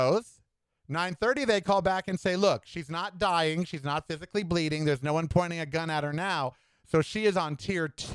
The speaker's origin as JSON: {"language": "English", "country": "United States", "said": "I am an American."}